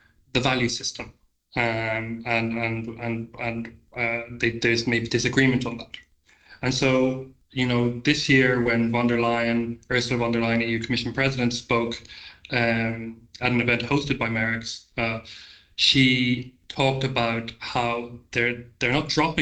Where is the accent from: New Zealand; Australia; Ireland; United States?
Ireland; being an Irish citizen